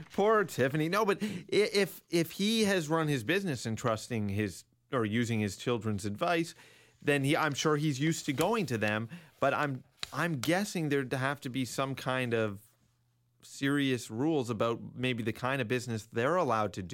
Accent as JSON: {"language": "English", "town": "Richmond Hill", "region": "Ontario", "country": "Canada", "tie": "born or raised there", "said": "growing up in Richmond Hill in the late nineties"}